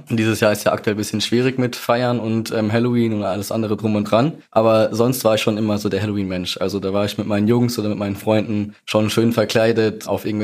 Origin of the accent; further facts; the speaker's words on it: Mannheim, Baden-Württemberg, Germany; Ich bin 22 Jahre alt. Ich komme aus Mannheim.